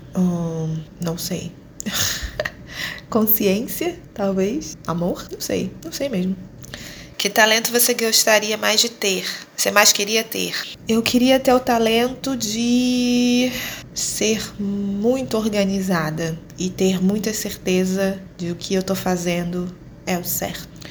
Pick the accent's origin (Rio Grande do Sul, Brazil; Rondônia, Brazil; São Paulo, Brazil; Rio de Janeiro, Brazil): Rio de Janeiro, Brazil; moved away as an adult; now in Luanda, Angola; sou carioca, favelada